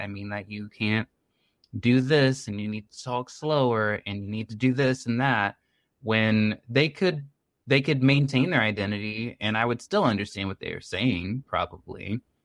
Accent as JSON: {"language": "English", "country": "United States", "first_language": "English", "said": "I'm from the United States. English is my first language"}